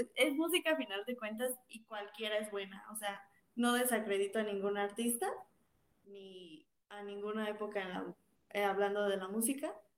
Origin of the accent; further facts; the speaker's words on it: Cortazar, Guanajuato, Mexico; De Cortázar, Guanajuato